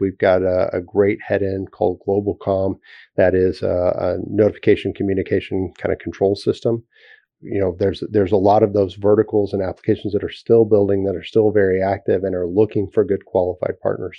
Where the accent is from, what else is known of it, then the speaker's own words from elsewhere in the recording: Texas, United States; as a Texan